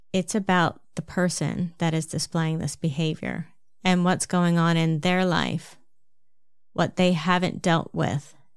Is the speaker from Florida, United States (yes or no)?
no; New Jersey, United States; accent: New Jersey; my New Jersey accent